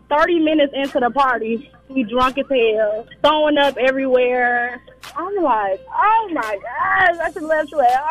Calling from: Jonesboro, Georgia, United States; I'm calling from Jonesboro, Georgia.

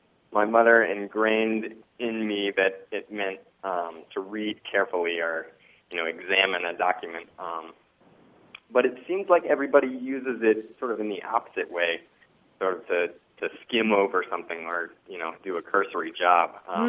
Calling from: Madison, Wisconsin, United States; Hi, this is … I'm calling in from Madison, Wisconsin.

